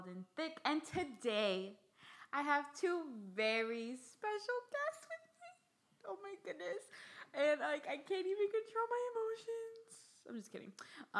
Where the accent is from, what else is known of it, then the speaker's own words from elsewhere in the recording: Miami, Florida, United States; now in New York, United States; we're both from Miami.